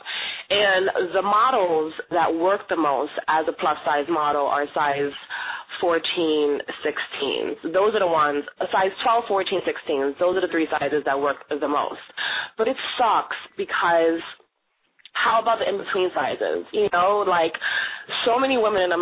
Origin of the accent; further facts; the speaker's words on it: New York City, New York, United States; I was born and raised in New York City, from Brooklyn